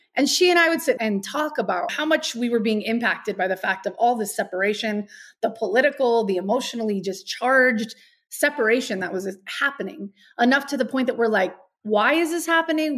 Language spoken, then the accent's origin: English; Albuquerque, New Mexico, United States; moved away as an adult; also born or lived in El Paso, Texas / Los Angeles; now in Castle Rock, United States; I was born in El Paso, Texas. I was raised in Albuquerque, New Mexico.